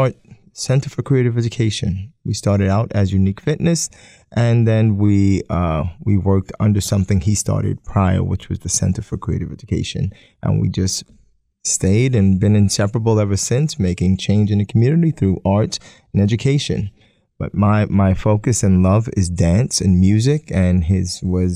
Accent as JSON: {"language": "English", "town": "New York City", "region": "New York", "country": "United States", "tie": "born or raised there", "also_born_or_lived": "Staten Island", "moved": "as an adult", "lives_now": "Poughkeepsie, United States", "said": "I'm born and raised in Brooklyn, Staten Island, and moved up to Poughkeepsie"}